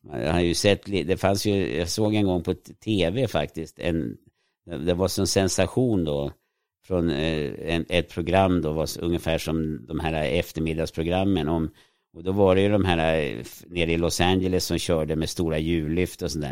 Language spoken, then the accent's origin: Swedish; Sweden; jag växte upp i ett litet villaområde som var utanför stan